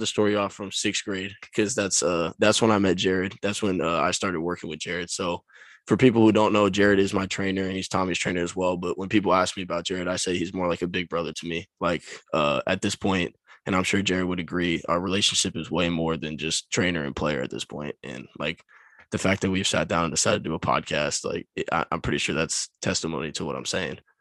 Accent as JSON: {"language": "English", "town": "Folsom", "region": "California", "country": "United States", "tie": "born or raised there", "said": "I grew up in Folsom, California."}